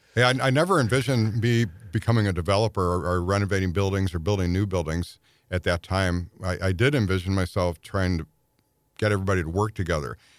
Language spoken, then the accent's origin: English; Clayton, Missouri, United States; also born or lived in St. Louis; at first in an apartment in the city, and then most of my growing up years in, um, Clayton near Polo Drive and went to Merrimack Grade School